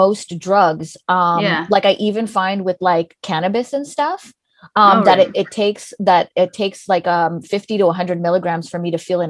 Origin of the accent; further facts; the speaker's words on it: California, United States; also born or lived in Washington, D.C.; I'm Greek. And they're like, no, where, what are you? And then I'm like, oh, well, I'm American. They're like, well, where are you from? I was like, well, I'm from California.